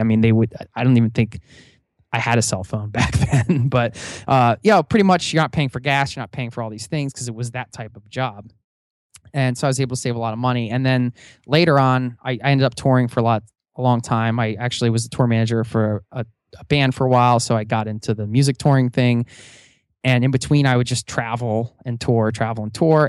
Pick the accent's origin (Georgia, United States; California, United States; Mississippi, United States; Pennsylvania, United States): Pennsylvania, United States; outside of Philadelphia; I grew up outside of Philadelphia